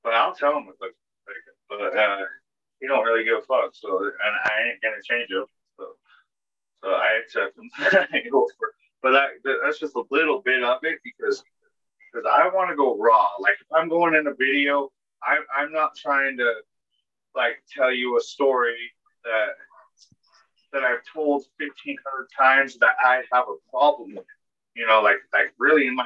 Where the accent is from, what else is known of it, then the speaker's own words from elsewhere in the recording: Utah, United States; also born or lived in Dallas, Texas; I come from Utah